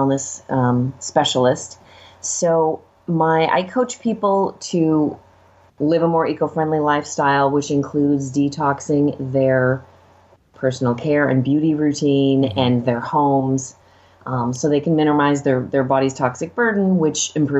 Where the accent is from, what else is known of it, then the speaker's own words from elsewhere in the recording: Los Angeles, California, United States; growing up in LA, literally next door to Hollywood.